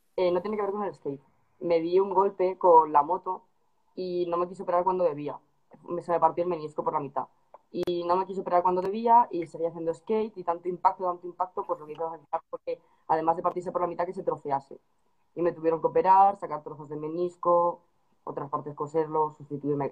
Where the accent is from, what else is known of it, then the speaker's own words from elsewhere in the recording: Madrid, Community of Madrid, Spain; yo que soy de Madrid